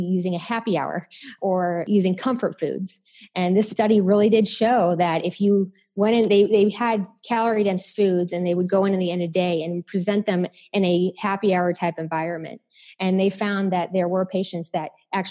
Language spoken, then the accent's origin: English; Chicago, Illinois, United States; I'm from Chicago